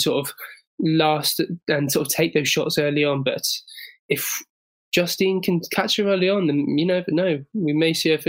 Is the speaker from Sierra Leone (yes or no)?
no; England, United Kingdom; as an Englishman